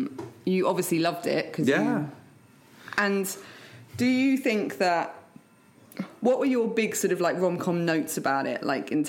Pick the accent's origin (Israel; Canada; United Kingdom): United Kingdom; England; moved away; growing up in England, I had a lot of Pakistani Muslim friends at primary school